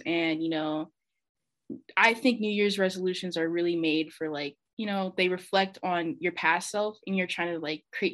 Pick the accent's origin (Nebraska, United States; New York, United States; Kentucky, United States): Nebraska, United States; Omaha; I'm from Omaha, Nebraska.